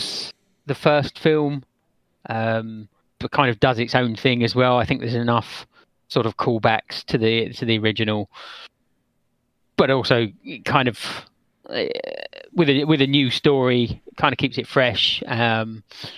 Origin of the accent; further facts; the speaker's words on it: England, United Kingdom; I'm English